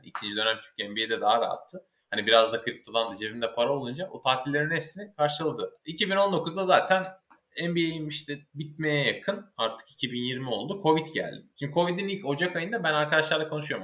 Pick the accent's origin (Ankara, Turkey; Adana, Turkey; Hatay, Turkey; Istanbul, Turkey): Ankara, Turkey; moved away as an adult; also born or lived in İzmir / San Diego, United States; İzmir doğumluyum. Ankara'da geçti gençliğim çoğunluğu diyeyim yani sanıyorum 8 yaşından işte Bilkent mezuniyetine kadar